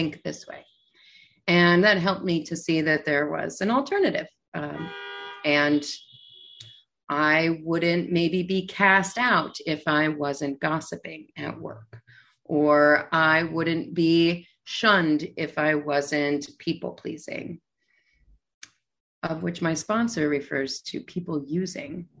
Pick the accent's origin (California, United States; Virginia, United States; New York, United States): New York, United States; New York City; I'm a New Yorker. I'm in New York City